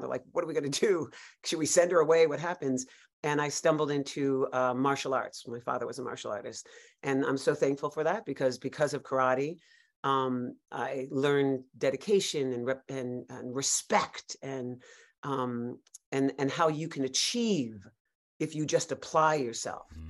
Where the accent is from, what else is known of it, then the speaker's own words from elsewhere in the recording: New York City, New York, United States; I grew up in Greenwich Village, New York. I'm a native New Yorker